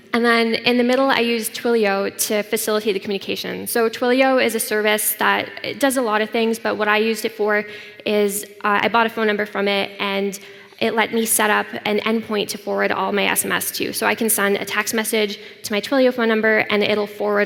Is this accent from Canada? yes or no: yes; Canada; I come from Canada